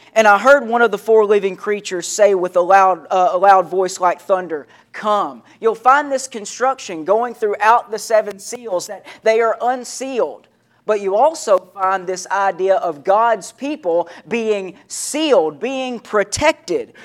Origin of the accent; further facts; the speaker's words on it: Henderson, Tennessee, United States; I was a kid growing up in Henderson, Tennessee, is where I was living at the time